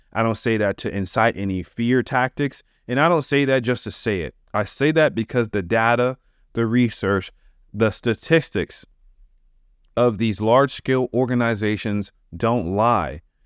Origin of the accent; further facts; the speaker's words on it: United States; I'm American. That's where I live